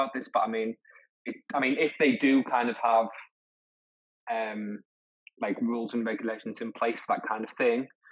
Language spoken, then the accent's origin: English; Middlesbrough, North East England, United Kingdom; I'm from Middlesbrough and I'm a Middlesbrough fan